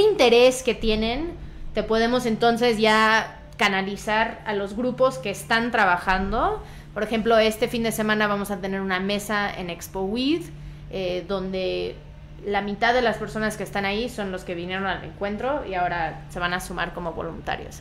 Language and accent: Spanish; Veracruz, Mexico; now in Mexico City, Mexico; yo soy de Veracruz, nací ahí